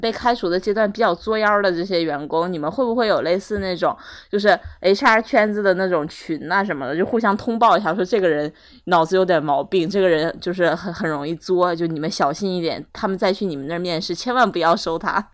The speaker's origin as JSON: {"language": "Chinese", "region": "Northeast China", "country": "China", "tie": "born or raised there", "moved": "yes", "said": "我可以动员我家乡的爸爸妈妈，就是叔叔伯伯、各种亲朋好友"}